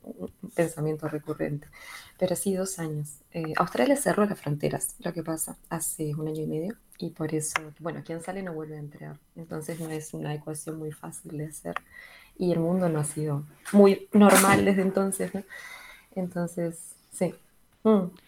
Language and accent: Spanish; La Paloma, Rocha, Uruguay; moved away; also born or lived in Salto, Uruguay; nací en Salto, pero en realidad es, lo de Salteño es más una especie de, orgullo salteño que otra cosa. Volví mucho a Salto en el medio, pero soy palomense en realidad, soy rochense.